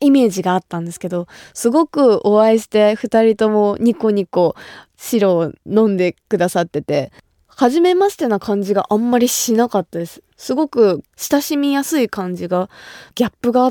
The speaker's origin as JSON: {"language": "Japanese", "region": "Kumamoto", "country": "Japan", "tie": "born or raised there", "said": "私が生まれ育った熊本"}